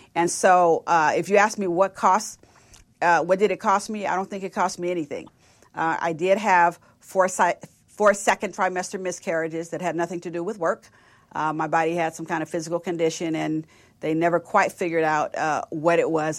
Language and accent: English; Richmond, California, United States; now in Dallas, United States; I grew up in Richmond, so across the Bay of San Francisco